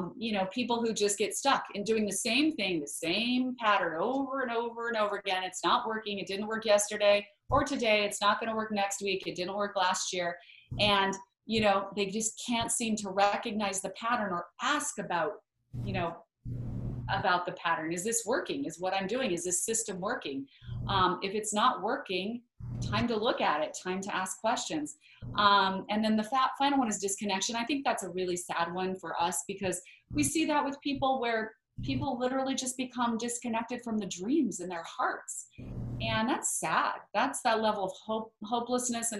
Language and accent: English; Idaho, United States; we grew up in Idaho where there are lots and lots of potatoes, but no mangoes